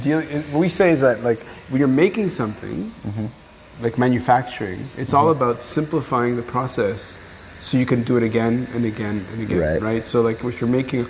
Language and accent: English; Montreal, Quebec, Canada; moved away as an adult; also born or lived in Israel / Hong Kong / Vancouver, Canada; now in Savannah, United States; I grew up in Montreal. Lived in Montreal, and then in 2003, moved to Hong Kong